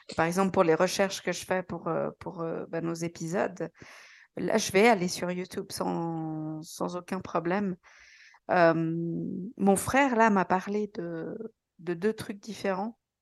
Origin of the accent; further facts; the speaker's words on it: Switzerland; je suis suisse